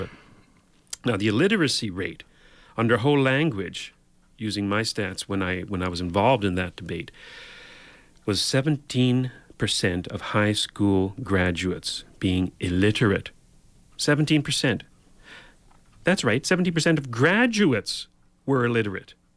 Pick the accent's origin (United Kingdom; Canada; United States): Canada; Newfoundland and Labrador; now in Ontario, Canada; I grew up in Newfoundland